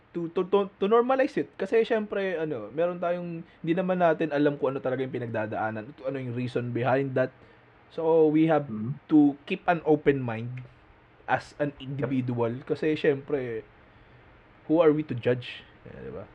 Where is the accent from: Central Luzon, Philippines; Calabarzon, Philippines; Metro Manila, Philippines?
Calabarzon, Philippines; Quezon; taga Quezon ako